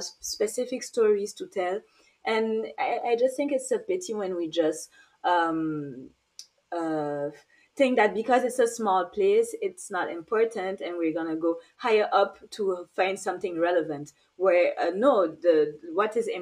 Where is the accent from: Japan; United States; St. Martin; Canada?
St. Martin; moved away; also born or lived in France / Guadeloupe (mother's origin); I'm from Saint Maarten